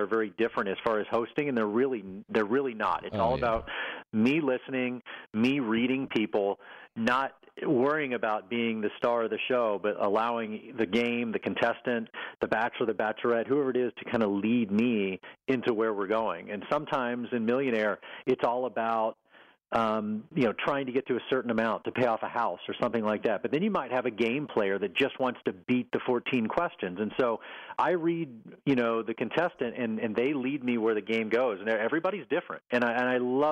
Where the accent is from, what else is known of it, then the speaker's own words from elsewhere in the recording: Texas, United States; moved away; also born or lived in Oklahoma City; my mom and dad and where I grew up in Texas